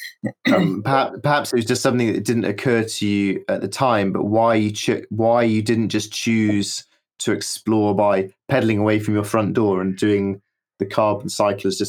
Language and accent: English; United Kingdom; I'm a British person